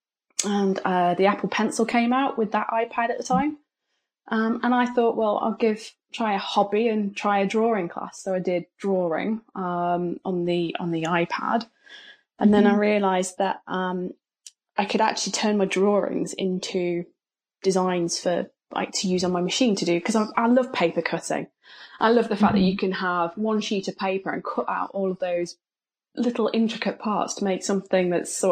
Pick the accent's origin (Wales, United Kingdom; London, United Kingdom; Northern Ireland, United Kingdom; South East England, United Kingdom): South East England, United Kingdom; Folkestone; I come from a little seaside town called Folkestone in England